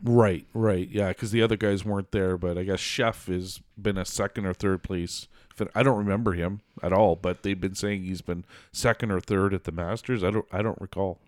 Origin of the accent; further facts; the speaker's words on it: Canada; as a Canadian